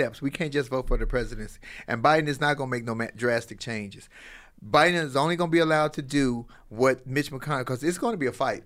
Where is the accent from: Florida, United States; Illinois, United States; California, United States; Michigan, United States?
Illinois, United States; Chicago; I was from Chicago